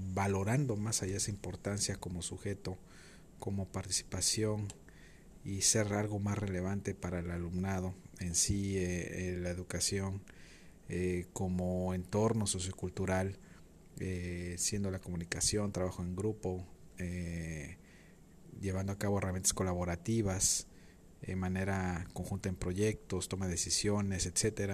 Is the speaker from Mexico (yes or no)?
yes; Playa del Carmen, Quintana Roo, Mexico; Mi ciudad de origen es Playa del Carmen, Quintana Roo